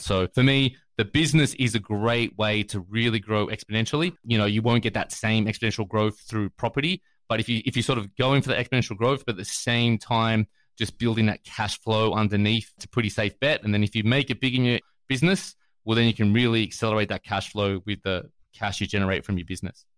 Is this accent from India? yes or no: no; Australia; moved away as an adult; now in United States; I'm from Australia originally